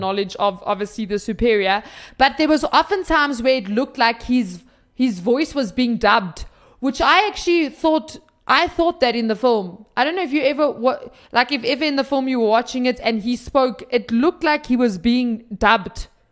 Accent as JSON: {"language": "English", "country": "South Africa", "said": "we're South African"}